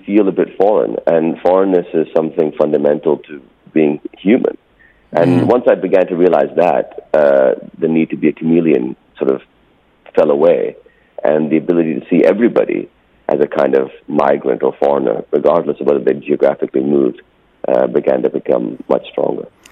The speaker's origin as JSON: {"language": "English", "country": "Pakistan", "tie": "born or raised there", "also_born_or_lived": "California, United States", "said": "I didn't speak a word of Urdu by the time I moved back to Pakistan in 1980."}